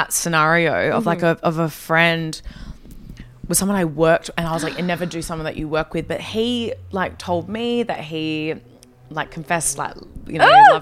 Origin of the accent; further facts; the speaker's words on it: Perth, Western Australia, Australia; moved away; when I was growing up in Perth